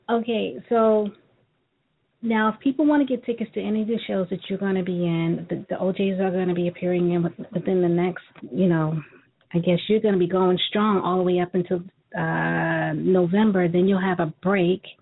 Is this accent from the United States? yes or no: yes; New York, United States; Well, you're going to be in D.C., which is not far from me either, and my hometown, New York